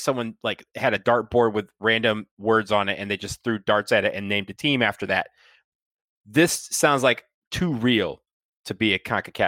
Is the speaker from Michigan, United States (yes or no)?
yes; Michigan, United States; if they named it after the Flint Tropics, I would have said that it was a real team paying homage to my home state